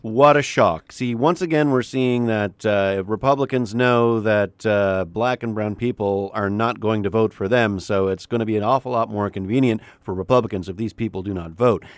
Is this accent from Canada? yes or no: yes; Canada; moved away as an adult; also born or lived in New York